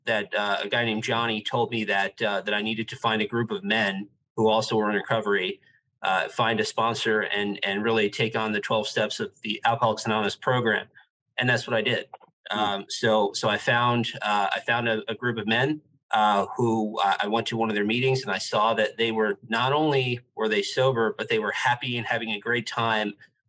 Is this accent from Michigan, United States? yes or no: no; New York City, New York, United States; moved away as an adult; also born or lived in London / Dubai / Shanghai; now in South Florida, United States; I'm from New York City, and I had been living and working there